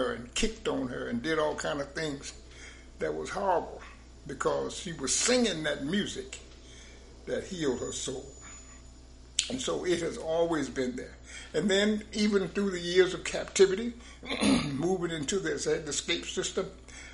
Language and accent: English; the South, United States; moved away; I was born in the South. I was born in this stuff.